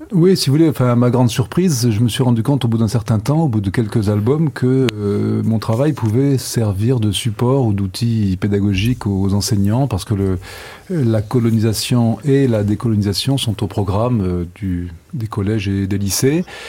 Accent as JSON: {"language": "French", "town": "Nice", "region": "Provence-Alpes-Côte d'Azur", "country": "France", "tie": "born or raised there", "also_born_or_lived": "Algiers, Algeria", "said": "j'ai passé toute mon enfance à Nice"}